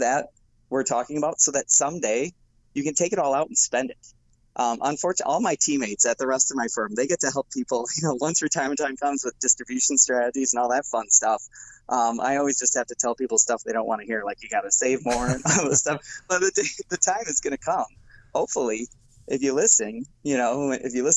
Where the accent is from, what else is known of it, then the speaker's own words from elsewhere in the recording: Milwaukee, Wisconsin, United States; I'm from Milwaukee